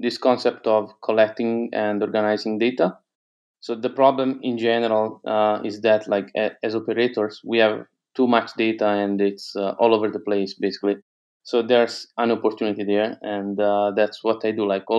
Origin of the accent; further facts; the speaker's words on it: Sovereto, Apulia, Italy; English is a second language; I'm from Italy, and I'm soon relocating to Lisbon, Portugal. But yeah, I'm based in Italy now.